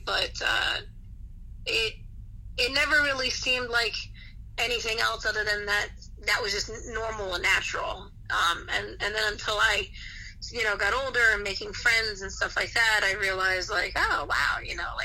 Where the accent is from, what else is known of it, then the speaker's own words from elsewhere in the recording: New Jersey, United States; I'm from the East Coast, so being, you know, from Jersey in the New York area